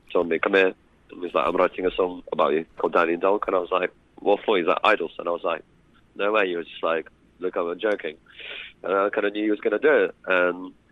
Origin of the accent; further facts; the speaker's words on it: Odesa, Odesa Oblast, Ukraine; moved away; also born or lived in Kyiv; I am from Odessa, born